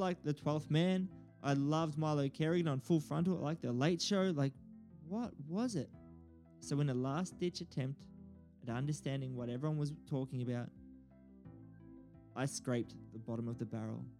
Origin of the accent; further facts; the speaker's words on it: Bendigo, Victoria, Australia; I was born in Bendigo, a regional town in Australia.